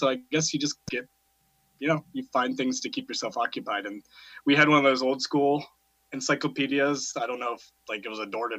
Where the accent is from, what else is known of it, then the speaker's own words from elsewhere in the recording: Cambridge Springs, Pennsylvania, United States; also born or lived in Cussewago, Pennsylvania / Union City, Pennsylvania; now in Erie, United States; I'm mostly of Crawford County. I grew up out near Cusawago, and then we moved into town when I was 12, right into Cambridge Springs. And then I lived my senior year in Union City, where I now work. And then in Erie, Mill Creek. So currently, I'm on Mill Creek